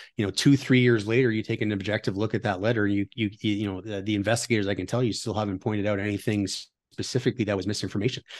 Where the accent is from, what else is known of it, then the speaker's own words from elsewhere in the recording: Ottawa, Ontario, Canada; moved away as an adult; also born or lived in United States; now in Alberta, Canada; I'm from Ottawa originally